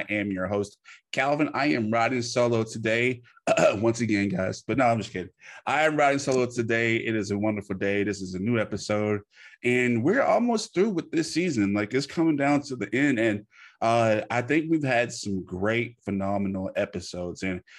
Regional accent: the South, United States; and I'm an American, and I can say this because I feel like some of us Americans are underneath the rock. Not from Louisiana. I come from the South, and a lot of us are behind the times.

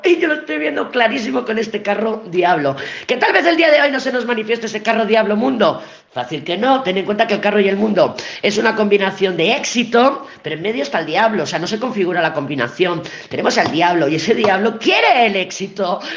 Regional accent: Barcelona, Catalonia, Spain; cuando era pequeña y vivía en Barcelona

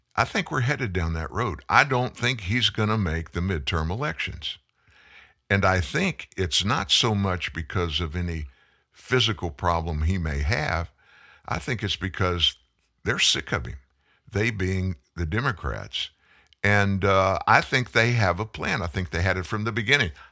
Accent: Lafayette, Louisiana, United States; also born or lived in Houston, Texas; I'm from way South. I'm from Lafayette, Louisiana

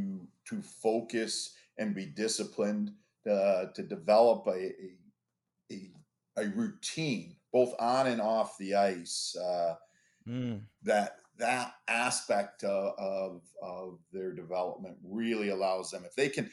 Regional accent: Toronto, Ontario, Canada; You know, growing up in Toronto, when you get on campus

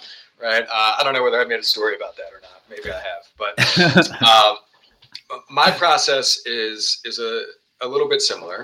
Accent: Richmond, Virginia, United States; here in Richmond, Virginia, my hometown

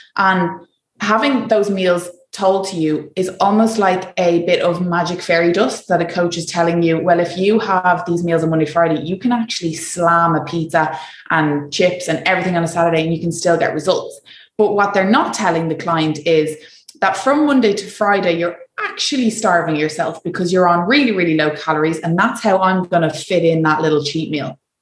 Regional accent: Ireland; moved away; as Irish

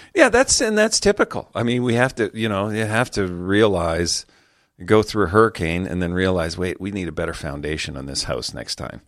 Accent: Calgary, Alberta, Canada; Calgary, my hometown

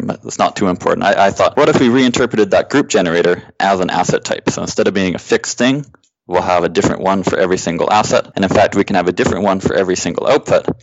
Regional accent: Canada; I grew up in Canada

